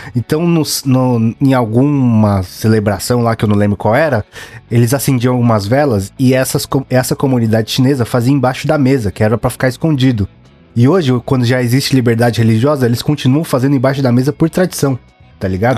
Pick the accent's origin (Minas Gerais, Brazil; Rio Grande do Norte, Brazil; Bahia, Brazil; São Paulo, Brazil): São Paulo, Brazil; Paulista; a gente é paulista mesmo